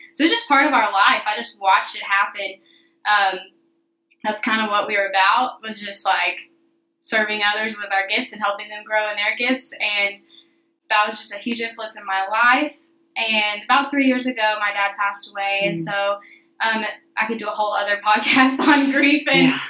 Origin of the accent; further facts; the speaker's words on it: outside of Nashville, Tennessee, United States; I grew up a little outside of Nashville